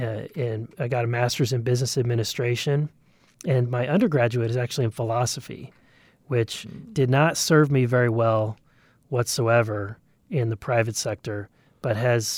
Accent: Missouri, United States; I grew up in Southwest Missouri, really in the back door, in the shadows of what is now Bass Pro, the big Bass Pro headquarters.

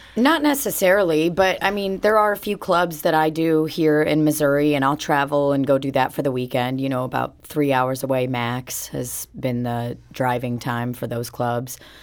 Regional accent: Belarus; moved away; I was born in Belarus and, uh, I ha, I grew up with Russian parents

